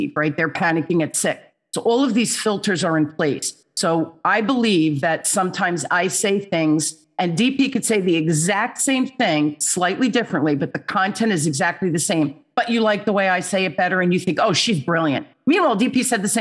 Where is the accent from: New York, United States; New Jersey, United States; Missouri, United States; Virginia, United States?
New Jersey, United States; Newark; also born or lived in Holmdel, New Jersey; I grew up in Newark, New Jersey, which was the inner city, riots, the whole thing, scary place to be. And we moved to this place called Homedale